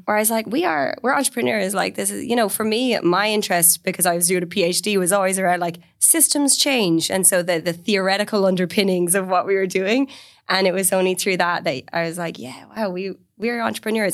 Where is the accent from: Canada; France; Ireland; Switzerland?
Ireland; Galway, Connacht; also born or lived in London; I raised in Galway on the west coast of Ireland.